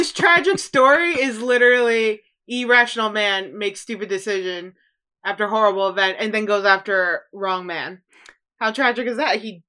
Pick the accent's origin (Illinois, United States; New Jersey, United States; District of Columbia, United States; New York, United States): Illinois, United States; Chicago; I'm from Chicago.